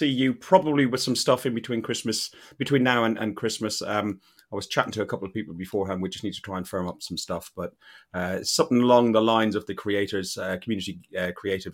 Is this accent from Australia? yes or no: no; Ireland; I'm an Irishman